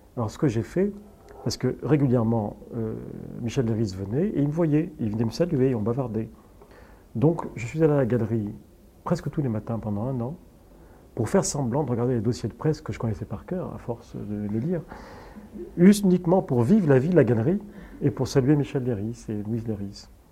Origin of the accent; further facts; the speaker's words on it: Casablanca, Casablanca-Settat, Morocco; now in Paris, France; mon enfance au Maroc, je vois un pays de cocagne